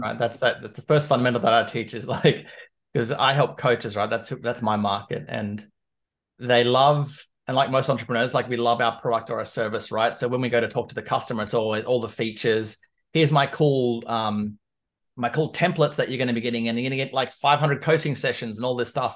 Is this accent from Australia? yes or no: yes; Canberra, Australian Capital Territory, Australia; moved away as an adult; now in London, United Kingdom; I was born and raised in Canberra, which is the capital of Australia